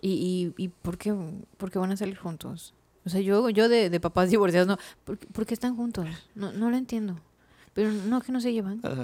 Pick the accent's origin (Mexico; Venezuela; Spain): Mexico; soy mexicano.